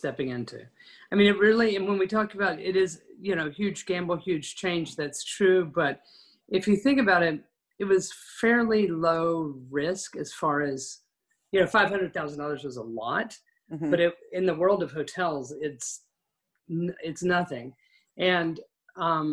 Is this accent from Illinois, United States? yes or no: no; West Texas, United States; I grew up in West Texas